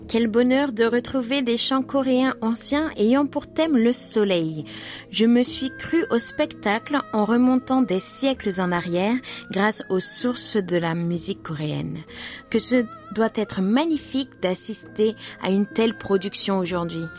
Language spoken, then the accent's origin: French; Guadeloupe; moved away; also born or lived in Nice; j'ai grandi en Guadeloupe où la mer a le pouvoir de vous émerveiller